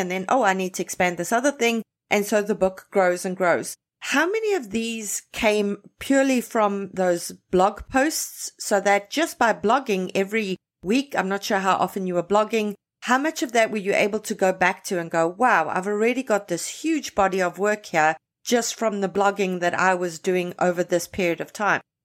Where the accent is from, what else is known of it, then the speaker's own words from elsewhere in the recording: South Africa; now in Toronto, Canada; I was born and raised in South Africa, grew up there